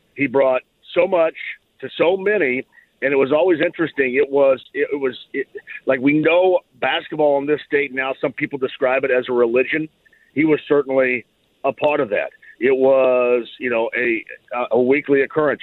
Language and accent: English; Bloomington, Indiana, United States; I grew up in and around Bloomington